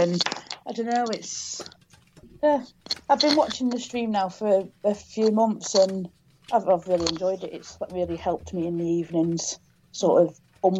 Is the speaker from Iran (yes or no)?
no; Lancaster, North West England, United Kingdom; accent: northern; also born or lived in Runcorn; now in Plymouth, United Kingdom; Originally, I'm from Runcorn, but I grew up in Lancaster.